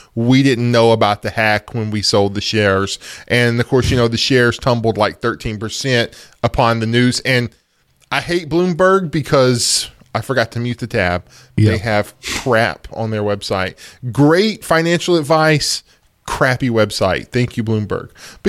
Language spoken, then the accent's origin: English; United States; You know, okay, we're American citizens. So the government has our data. That's just the thing of being an American citizen.